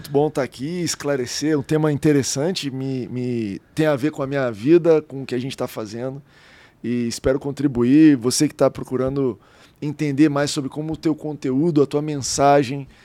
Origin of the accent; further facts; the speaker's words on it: Goiás, Brazil; É, eu vim de Goiás, né?